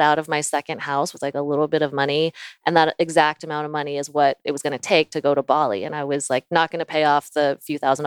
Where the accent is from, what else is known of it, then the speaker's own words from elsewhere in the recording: Virginia, United States; also born or lived in Florida; I was born in Florida. I lived in Virginia for most of my life.